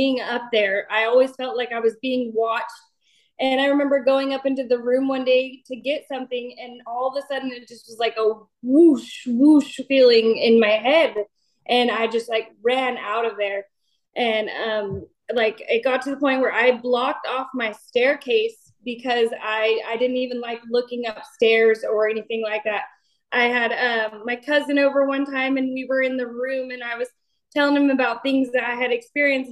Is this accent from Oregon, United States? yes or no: no; Esparto, California, United States; also born or lived in Knights Landing, California; now in Citrus Heights, United States; I'm originally from Esparto, California, and I had moved to Nice Landing, California, and then I just moved to Citrus Heights